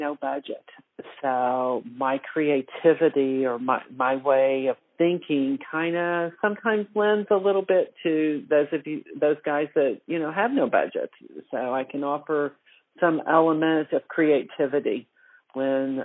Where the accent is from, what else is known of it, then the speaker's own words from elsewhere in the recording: Louisville, Kentucky, United States; I was born in Bourbon Country in Louisville, Kentucky